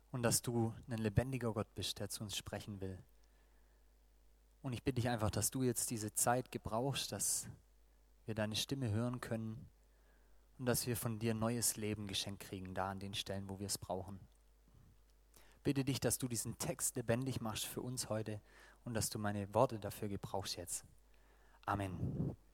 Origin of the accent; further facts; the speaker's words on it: Baden-Württemberg, Germany; nachdem sie gemerkt haben, ich bin Schwabe und wir haben da was gemeinsam mit den Dialekten